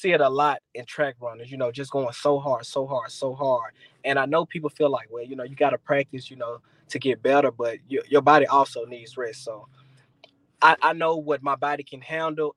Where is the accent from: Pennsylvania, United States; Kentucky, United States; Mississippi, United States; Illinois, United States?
Mississippi, United States; Jackson; my hometown, Jackson, Mississippi